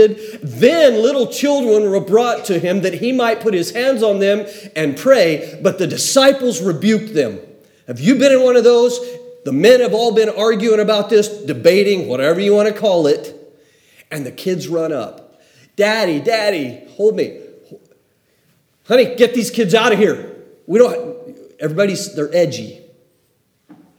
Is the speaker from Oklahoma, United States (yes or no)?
yes; Oklahoma, United States; the generation I grew up in Oklahoma